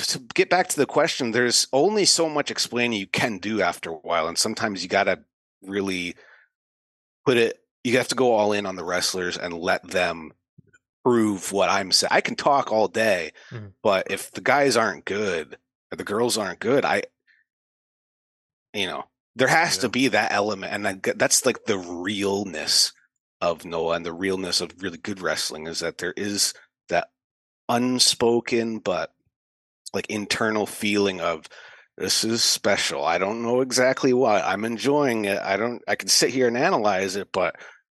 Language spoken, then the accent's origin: English; United States; As an American